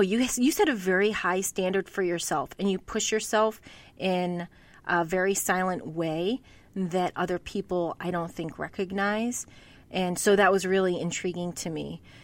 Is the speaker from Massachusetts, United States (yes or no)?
yes; Massachusetts, United States; growing up in New England, in Massachusetts